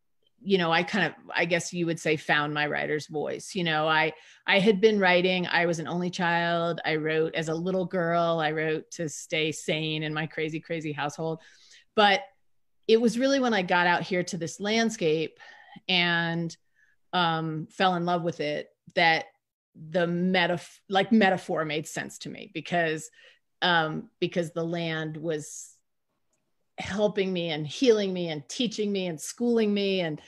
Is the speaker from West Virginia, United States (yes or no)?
no; Trenton, New Jersey, United States; moved away as an adult; also born or lived in Ohio / Utah; I grew up in Trenton.